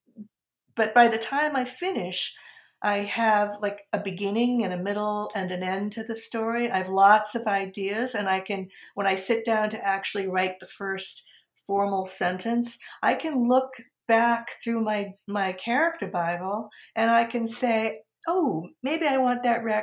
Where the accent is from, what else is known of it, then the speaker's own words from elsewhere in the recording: outside of Boston, New England, Massachusetts, United States; now in Philadelphia region, United States; growing up, you know, outside of Boston